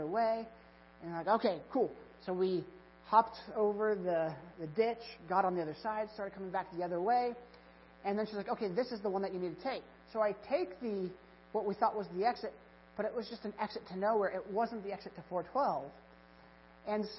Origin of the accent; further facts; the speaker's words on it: Kansas, United States; moved away; I'm from Kansas